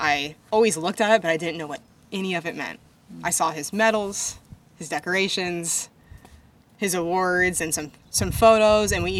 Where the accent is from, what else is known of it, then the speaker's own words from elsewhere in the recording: Shingle Springs, California, United States; moved away as an adult; also born or lived in Carmichael, California / Vandenberg AFB, California; I was lucky enough to spend all 18 years of my life in the same home. We lived in Shingle Springs, California